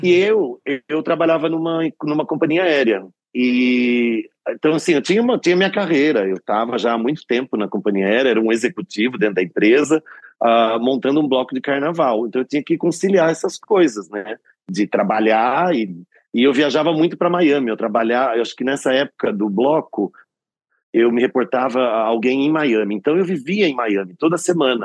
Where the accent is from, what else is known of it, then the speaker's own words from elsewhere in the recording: Nova Odessa, São Paulo, Brazil; now in São Paulo, Brazil; Eu sou de Nova Odessa, que é antes de Americana, depois de Campinas.